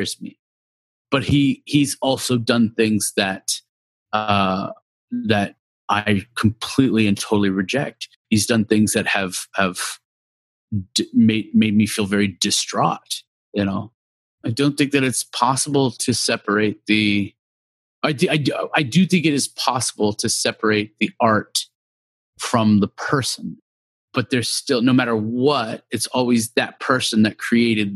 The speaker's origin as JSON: {"language": "English", "town": "San Jose", "region": "California", "country": "United States", "said": "I am from San Jose, California, proudly"}